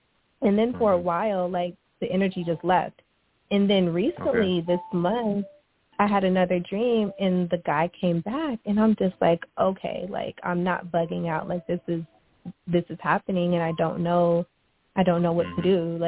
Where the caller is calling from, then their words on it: Houston, Texas, United States; I'm calling from Houston.